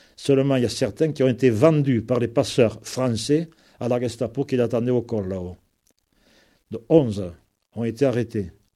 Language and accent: French; Lauragais, Occitania, France; ici chez nous, dans le Logagé